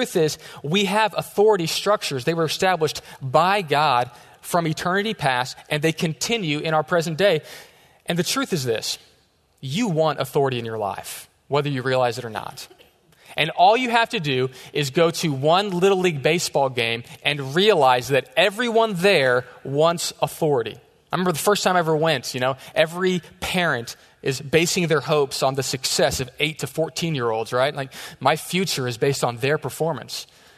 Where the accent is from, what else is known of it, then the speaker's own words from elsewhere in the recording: Texas, United States; We're from Texas